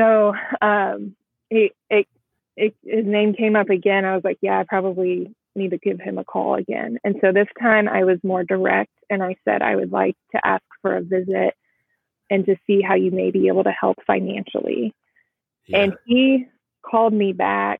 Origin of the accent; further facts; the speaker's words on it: Midwest, United States; I'm Midwest or from the Midwest